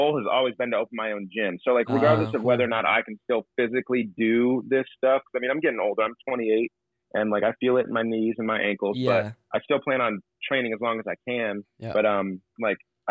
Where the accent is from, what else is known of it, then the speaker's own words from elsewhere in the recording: Port Huron, Michigan, United States; being born and raised right here on Lake Huron